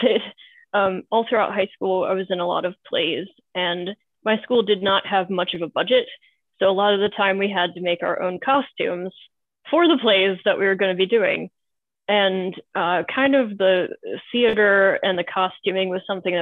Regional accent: East Coast of the United States, United States; I'm from the East Coast

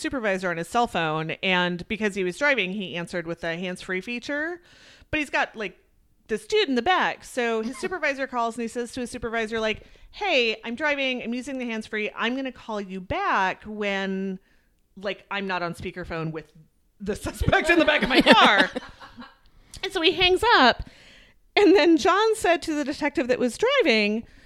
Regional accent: Edina, Minnesota, United States; Southdale Mall in Edina, my hometown

